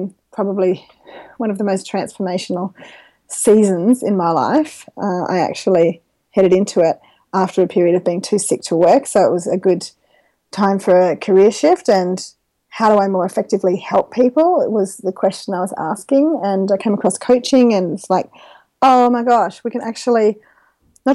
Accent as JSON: {"language": "English", "town": "Gilgandra", "region": "New South Wales", "country": "Australia", "tie": "born or raised there", "also_born_or_lived": "Dubbo", "said": "grew up in country New South Wales with a family of connectors while I'm on that subject. My parents have a farm at Gilgandra, and so I've always lived in the region"}